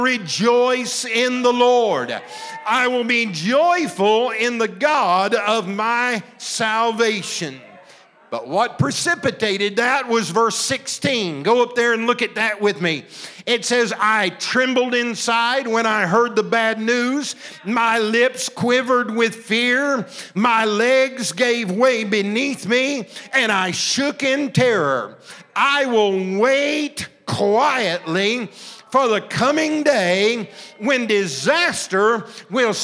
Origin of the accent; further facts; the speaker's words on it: Southern Illinois, United States; I was raised in Southern Illinois